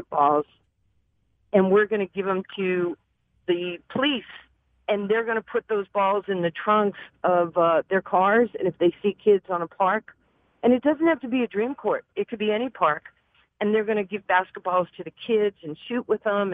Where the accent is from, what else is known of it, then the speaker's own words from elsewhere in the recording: New York, United States; moved away as an adult; now in Dallas, United States; as a young kid growing up in New York